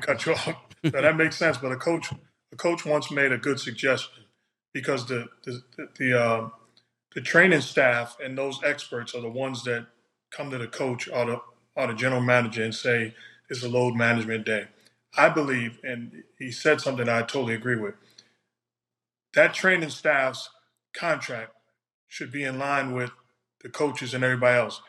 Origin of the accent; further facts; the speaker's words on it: New York City, New York, United States; I'm from New York City.